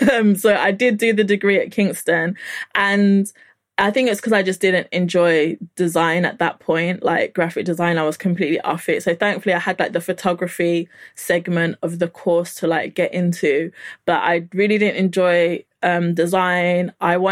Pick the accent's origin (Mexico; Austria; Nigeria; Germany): Nigeria; But because, you know, I'm Nigerian, you have to kind of like have something to show for your time.